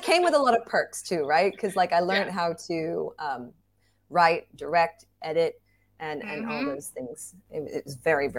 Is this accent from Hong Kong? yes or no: yes; Hong Kong; also born or lived in Singapore; now in Bangkok, Thailand; I have a Thai mom. I had a Welsh dad. I was born in Singapore, grew up in Hong Kong and Bangkok. And I'm currently living in Bangkok working as a freelance actor, voice actor.